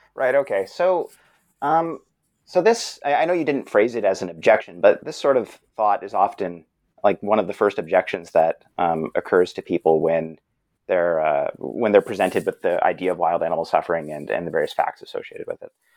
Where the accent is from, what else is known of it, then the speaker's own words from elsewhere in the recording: Brampton, Ontario, Canada; I'm a Canadian fellow. Uh, grew up in Brampton, which is a suburban city not too far from Toronto.